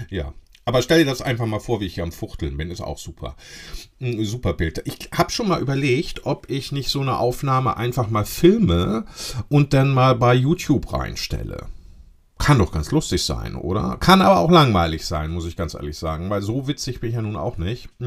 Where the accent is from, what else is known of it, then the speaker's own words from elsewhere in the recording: Lower Saxony, Germany; so hießen die bei uns in Ostfriesland, Pülschepott.